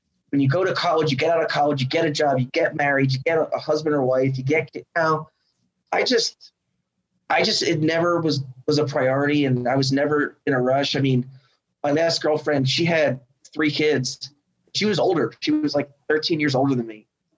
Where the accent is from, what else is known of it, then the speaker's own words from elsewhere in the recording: Austin, Texas, United States; I was born and raised in Austin, and you know they're going to sit there and say the city's not what it is. It's changing.